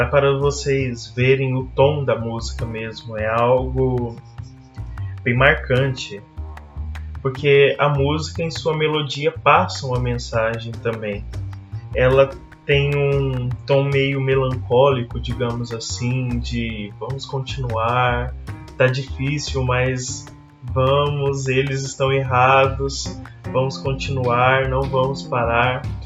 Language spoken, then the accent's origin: Portuguese; Brazil